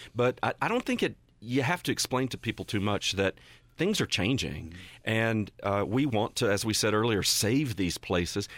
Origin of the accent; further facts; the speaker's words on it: Western North Carolina, United States; I grew up in Western North Carolina